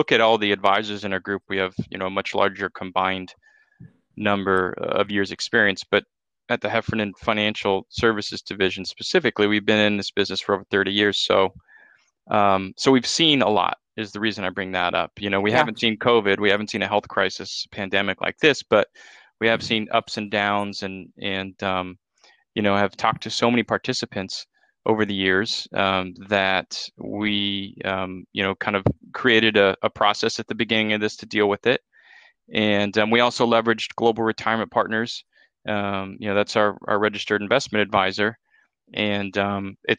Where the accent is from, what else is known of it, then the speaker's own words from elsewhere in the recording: Dana Point, California, United States; also born or lived in Santa Barbara, California; I grew up in Southern Orange County in Dana Point, California